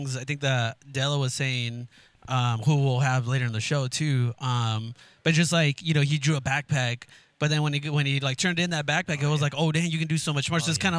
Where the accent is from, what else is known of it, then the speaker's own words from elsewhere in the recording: Guatemala; I know, bro, because we're from Guatemala